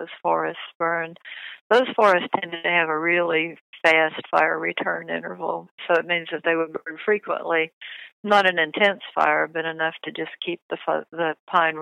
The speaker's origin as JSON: {"language": "English", "region": "East Tennessee", "country": "United States", "said": "I'm from East Tennessee. I went to the University of Tennessee."}